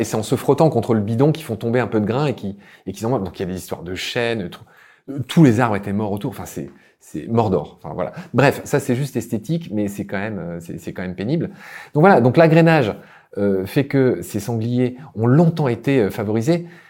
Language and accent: French; Lorraine, Grand Est, France; moved away as an adult; also born or lived in Egypt / Chile; dans ma région natale, la Lorraine